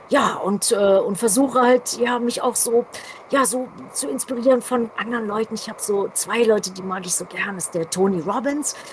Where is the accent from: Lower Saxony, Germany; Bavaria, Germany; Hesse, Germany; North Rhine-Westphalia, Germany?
North Rhine-Westphalia, Germany; Düsseldorf; in meiner alten Heimat Düsseldorf. Da hat halt alles angefangen. Da hatte ich die ersten Bands gehabt